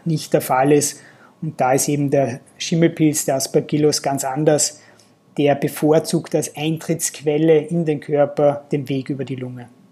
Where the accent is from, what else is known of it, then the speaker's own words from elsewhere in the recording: Austria; also born or lived in Linz; bei uns in Österreich